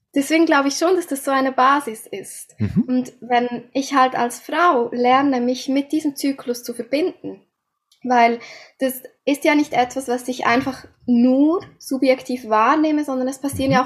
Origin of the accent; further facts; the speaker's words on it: Switzerland; Wie ihr unschwer hören könnt, komme ich aus der Schweiz.